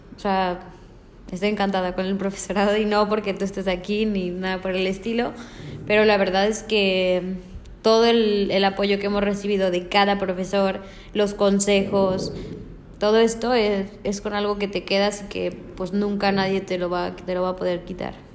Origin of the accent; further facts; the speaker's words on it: Mexico; moved away as an adult; now in Barcelona, Spain; Yo vengo de México, eh, me vino a hacer prácticas aquí por parte de otra universidad me gustó Barcelona, me quise quedar a vivir aquí